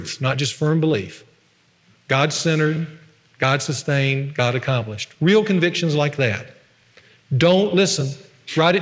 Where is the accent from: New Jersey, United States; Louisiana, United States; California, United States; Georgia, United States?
Louisiana, United States; Ruston; when I was a little boy on Sunday afternoons in my hometown of Ruston